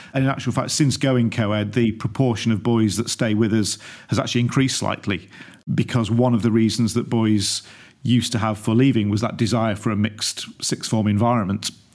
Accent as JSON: {"language": "English", "town": "Stockport", "region": "North West England", "country": "United Kingdom", "tie": "born or raised there", "moved": "yes", "said": "born and brought up in Stockport, suburb of Greater Manchester"}